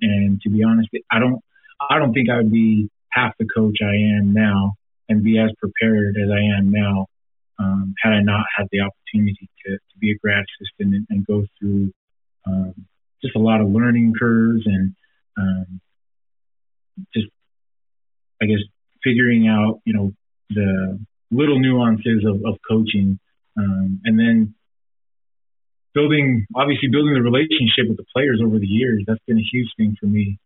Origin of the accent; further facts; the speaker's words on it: Provo, Utah, United States; growing up in Provo, Utah, there's not a lot of diversity